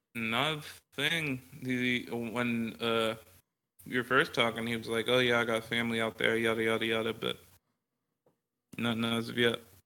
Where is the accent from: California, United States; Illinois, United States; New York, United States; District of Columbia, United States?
California, United States; the Bay Area; now in Texas, United States; I'm from the Bay